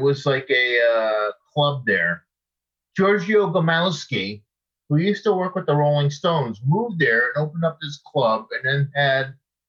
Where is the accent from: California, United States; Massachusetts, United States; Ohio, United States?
Massachusetts, United States; Boston; moved away as an adult; also born or lived in New York City / Los Angeles; now in Norway; Greg was from my same area where I grew up in Massachusetts.